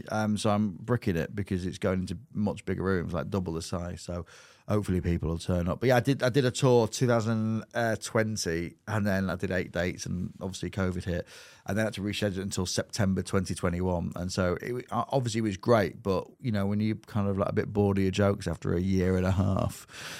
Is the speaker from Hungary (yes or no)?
no; England, United Kingdom; I can't wait to get signed as a fourth choice keeper. Just because I'm English.